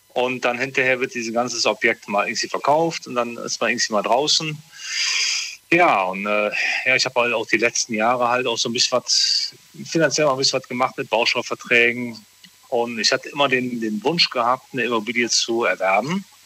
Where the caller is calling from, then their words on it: Morsbach, North Rhine-Westphalia, Germany; Ich komme aus Morsbach.